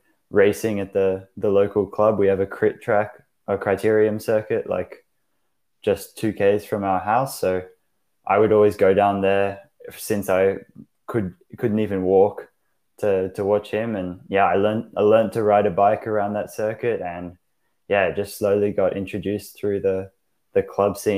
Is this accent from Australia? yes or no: yes; Sydney, New South Wales, Australia; moved away as an adult; also born or lived in United Kingdom; now in Maastricht, Netherlands; 18-year-old from Australia. Raised in Sydney. So, yeah, I grew up next to the beach